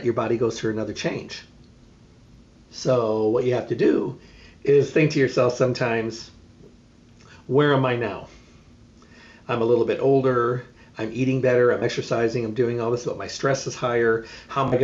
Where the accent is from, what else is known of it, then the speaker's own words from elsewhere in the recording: Midwest, United States; moved away; I grew up in the Midwest.